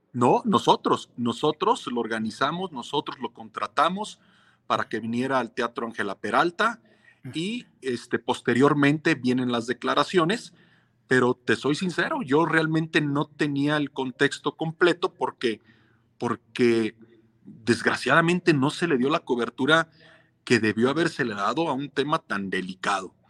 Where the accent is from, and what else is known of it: Mexico